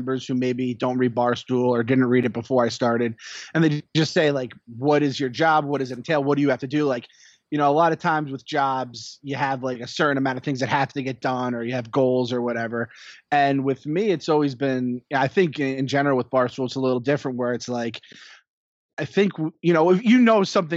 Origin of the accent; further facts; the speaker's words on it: Mahopac, New York, United States; also born or lived in Astoria, New York; I grew up in Mayapack, New York